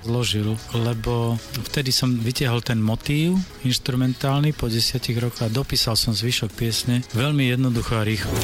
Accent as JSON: {"language": "Slovak", "country": "Slovakia", "said": "dnes je to výhoda byť na Slovensku, lebo Slovensko je taký malý štát štát v závetri. V súčasnosti je to výhoda, pretože u nás sa nedieje to zlé"}